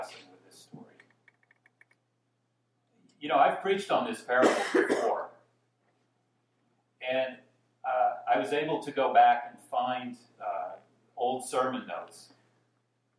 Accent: Dallas, Texas, United States; I grew up in Dallas, Texas, born in the 1950s

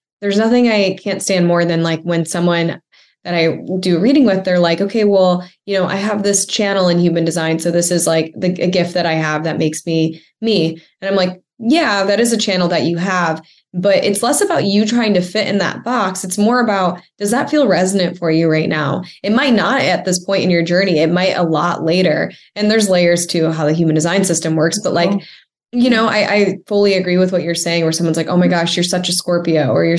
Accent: Midwest, United States; now in Orange County, United States; I'm from the Midwest originally.

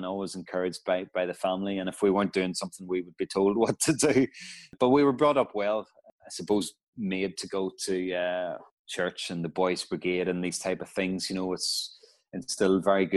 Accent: Portadown, Northern Ireland, United Kingdom; moved away as an adult; also born or lived in Stirling, Scotland; we're both from Portadown, and we both went to Portadown College.

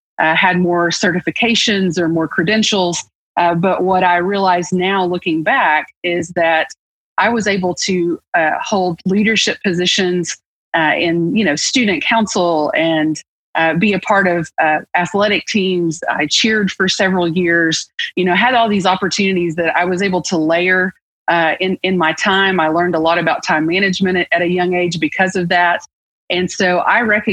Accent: Arkoma, Oklahoma, United States; I grew up in Eastern Oklahoma, a small town, a rural town called Arkoma

